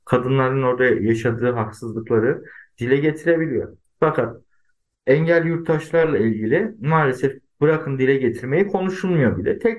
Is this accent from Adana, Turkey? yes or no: yes; Adana, Turkey; born there; Tabii yani ben 1980 Adana doğumluyum.